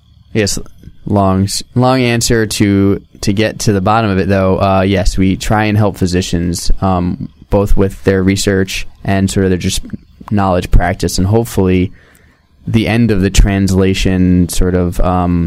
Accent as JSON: {"language": "English", "region": "New York", "country": "United States", "tie": "born or raised there", "also_born_or_lived": "Chicago / New Orleans", "moved": "yes", "lives_now": "Milwaukee, United States", "said": "I grew up in New York."}